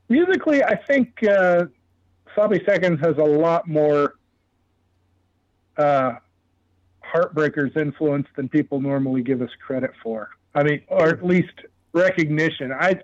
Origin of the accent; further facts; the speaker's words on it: United States; as an American